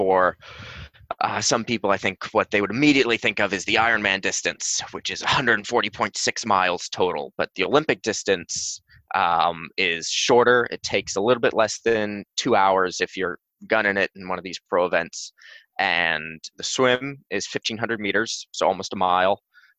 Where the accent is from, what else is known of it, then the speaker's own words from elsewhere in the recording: England, United Kingdom; What was great about growing up in England was the club sporting system, because it gave you an opportunity to really easily jump into clubs that would have people from young ages to old.